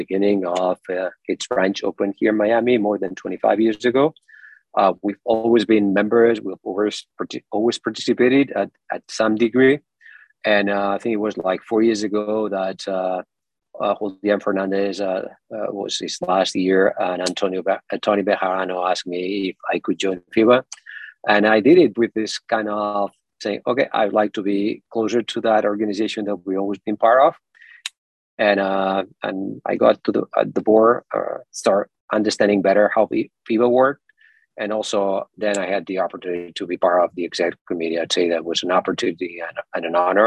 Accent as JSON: {"language": "English", "town": "Terrassa", "region": "Catalonia", "country": "Spain", "tie": "born or raised there", "also_born_or_lived": "Dominican Republic", "moved": "as an adult", "said": "in a city, it's called Terrassa. It's my hometown near Barcelona"}